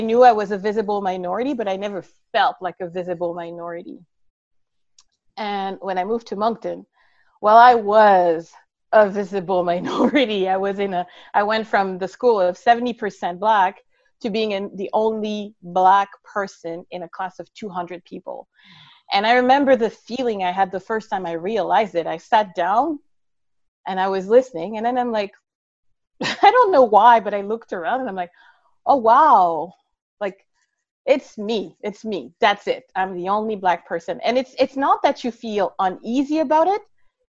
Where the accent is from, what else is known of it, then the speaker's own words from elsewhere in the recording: Brussels, Belgium; also born or lived in Congo / Montreal, Canada; I was born in Congo. I'm originally from Rwanda and grew up in Belgium in Brussels. And then from Brussels, lived in Montreal and grew up in Montreal.